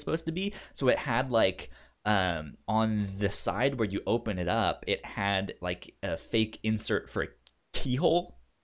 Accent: Northern Virginia, United States; growing up in Northern Virginia

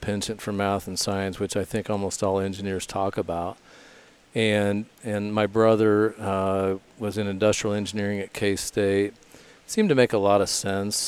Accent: Newton, Kansas, United States; I grew up in Newton. I think most people know where Newton's at, if they're familiar with Wichita, just north of here

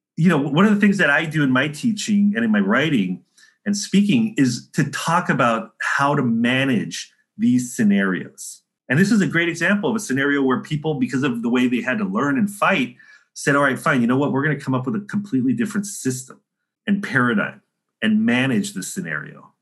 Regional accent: San Diego, California, United States; also born or lived in Chicago / New York City; now in Florida, United States; I'm from San Diego originally.

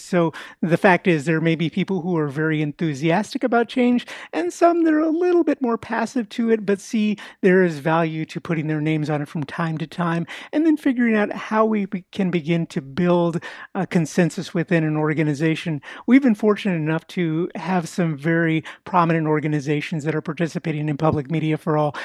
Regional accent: Houston, Texas, United States; I was born and raised in East Houston, working class Mexican American neighborhood

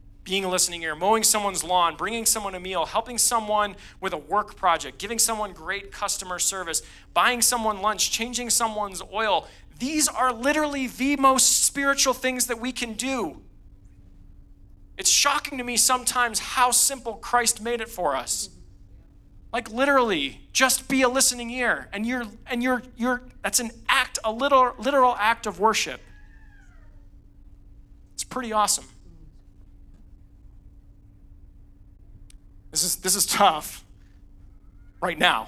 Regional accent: Northeast, United States; now in Colorado Springs, United States; I grew up in the Northeast, which is a very unchurched part of the country.

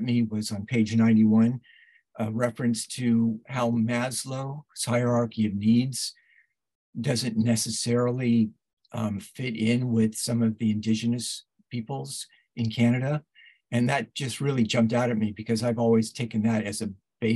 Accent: Oakland, California, United States; now in Grand Rapids, United States; I'm from Oakland, California, in the San Francisco Bay Area originally, currently living in Grand Rapids, Michigan.

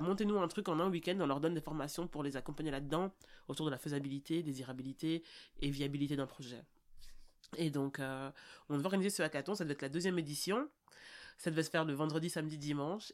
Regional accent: Brussels, Brussels-Capital Region, Belgium; also born or lived in Anderlecht / Forest; now in Drogenbos, Belgium; je suis une bruxelloise pure jus. Euh, je suis née à 1000 Bruxelles à l'hôpital Saint-Jean, à Rogier, donc vraiment euh, voilà. Ensuite j'ai grandi en Derlecht

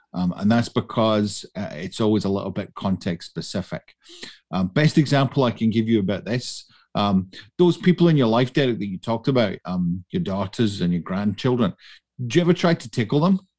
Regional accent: Scotland, United Kingdom; moved away as an adult; now in Canada; I am not from Canada, you may detect that, or indeed Alberta. I came from the west of Scotland.

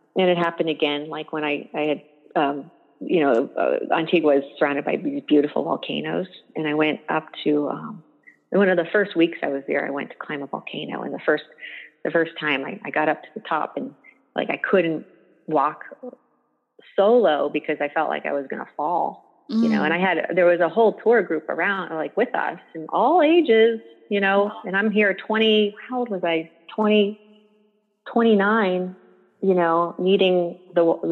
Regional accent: Dallas, Texas, United States; I got back to my hometown of Dallas

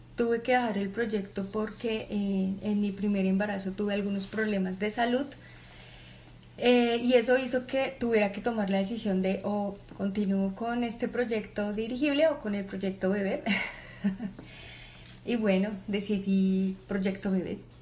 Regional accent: Bogotá, Bogotá Capital District, Colombia; yo nací en Bogotá, en una familia con cuatro hijas

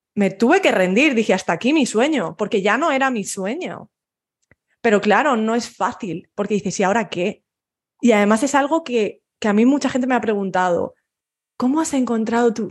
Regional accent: Spain; moved away as an adult; fui pronto de, mi pueblo y yo quería huir de España. Y es lo que hice, a los 18 huí de España

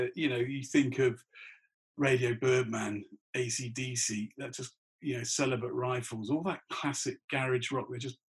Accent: Australia; You know, and I suppose being Australian, I mean, Australia

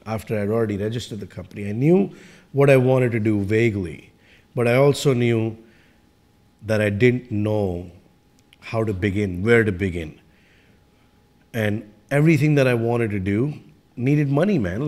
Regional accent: India; moved away as an adult; now in Canada; I came from India

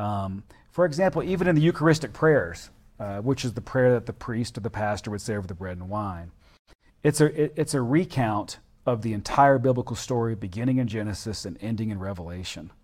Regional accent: the South, United States; being a Southerner

